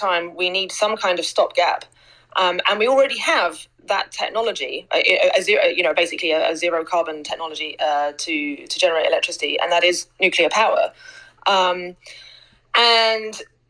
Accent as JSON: {"language": "English", "region": "England", "country": "United Kingdom", "tie": "born or raised there", "said": "I grew up in England"}